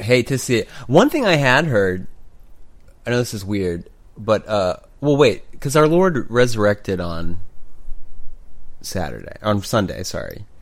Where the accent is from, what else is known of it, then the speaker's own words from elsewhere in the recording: Oklahoma, United States; I grew up in the Bible Belt